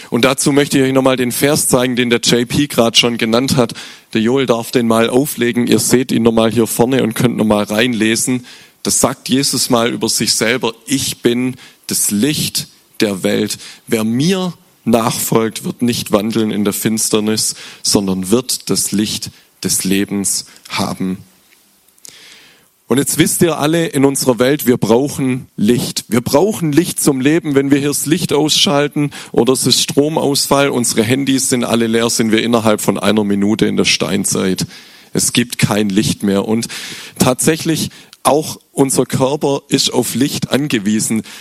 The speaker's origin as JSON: {"language": "German", "town": "Glatten", "region": "Baden-Württemberg", "country": "Germany", "lives_now": "Schopfloch, Germany", "said": "aber meine Eltern, ich komme aus, aus Glatten und da geht so, das ist so fünf, sechs Kilometer weg und es geht nur den Berg runter eigentlich."}